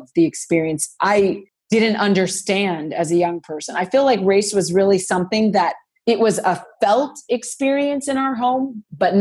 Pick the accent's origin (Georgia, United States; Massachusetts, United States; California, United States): California, United States; Los Angeles; I'm from Los Angeles, grew up in LA.